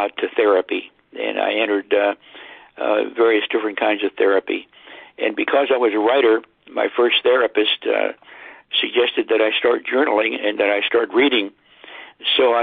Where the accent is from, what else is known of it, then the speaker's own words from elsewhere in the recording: Cumberland, Maryland, United States; I was raised in Cumberland, Maryland